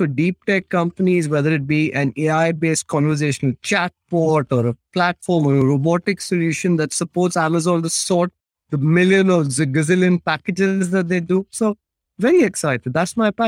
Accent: India; also born or lived in Britain; now in United Kingdom; I live in Britain. I'm British in some ways, but I'm also very Indian in other ways

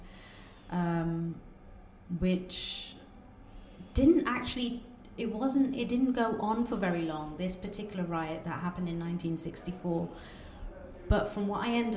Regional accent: Coventry, West Midlands, United Kingdom; first language Bengali; English is a second language; we come from Coventry, a very, very multicultural city.

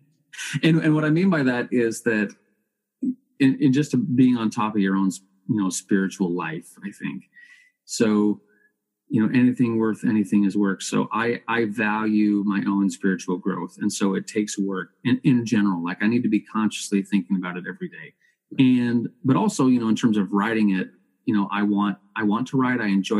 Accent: Canada; Oh, absolutely. Yeah. It's one of our cultural icons that really puts us on the map.

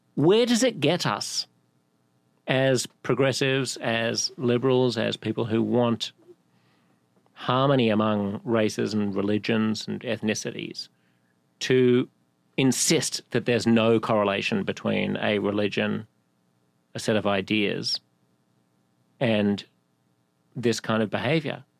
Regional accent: Sydney, New South Wales, Australia; moved away as an adult; now in New York, United States; I've lived here in my adult life for longer than I've lived in any other city, including Sydney.

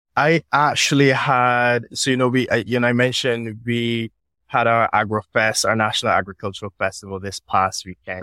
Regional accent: Barbados; I grew up on the West Coast of Barbados

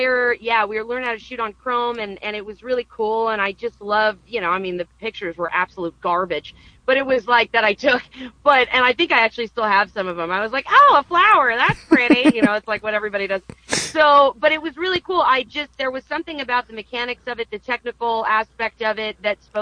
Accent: Malibu, California, United States; I grew up in California. It's originally where I'm from. And I grew up in Malibu

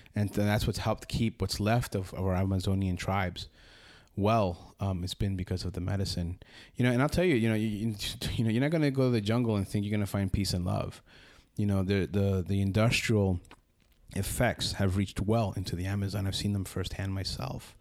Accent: Union City, New Jersey, United States; moved away as an adult; now in Costa Rica; I grew up, uh, in Union City, New Jersey, right next to the River Hudson

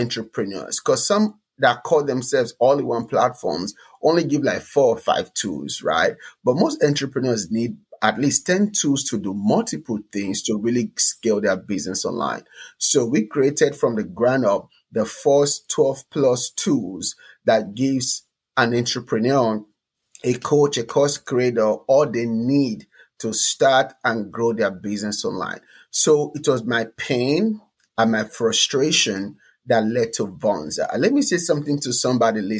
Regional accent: Nigeria; moved away as an adult; now in United States; I came from Nigeria to America

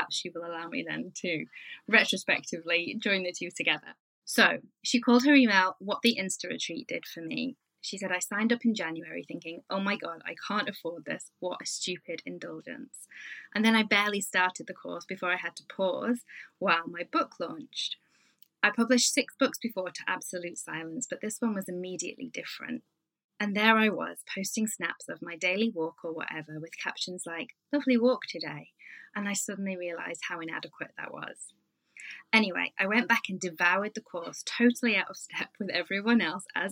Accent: United Kingdom; I'm British

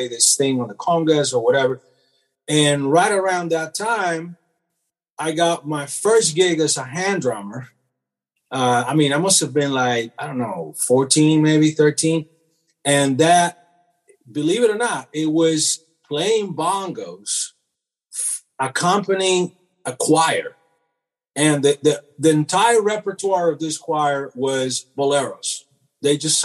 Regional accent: Venezuela; moved away; also born or lived in Cuba; I was born in Cuba. And then when I was young, my family moved from Cuba to Venezuela in South America.

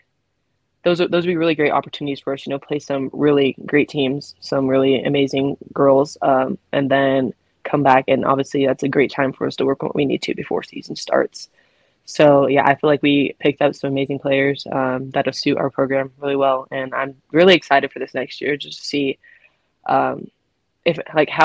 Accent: Washington, United States; moved away as an adult; now in Utah, United States; I'm from Washington

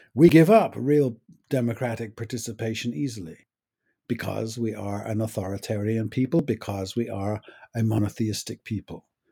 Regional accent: United States; My rights as an American are not endowed by a creator

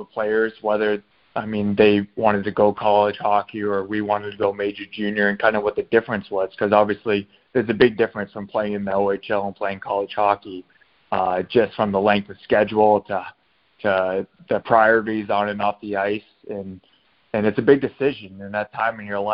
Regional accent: Biddeford, Maine, United States; moved away as an adult; also born or lived in Boston, Massachusetts; now in Pittsburgh, United States; I grew up in Biddeford, Maine, proud of it

